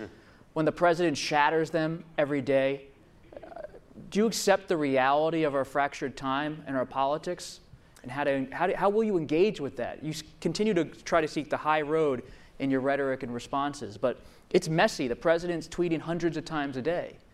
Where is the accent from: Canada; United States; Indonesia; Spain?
United States; Pennsylvania; my home state, Pennsylvania